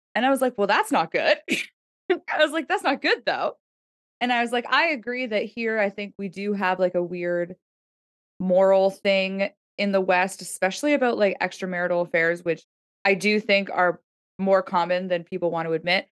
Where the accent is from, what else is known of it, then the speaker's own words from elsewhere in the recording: Toronto, Ontario, Canada; I grew up in Toronto